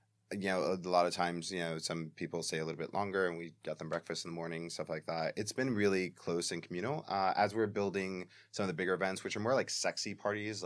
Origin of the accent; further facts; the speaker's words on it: New York City, New York, United States; I'm Puerto Rican. I'm from the Bronx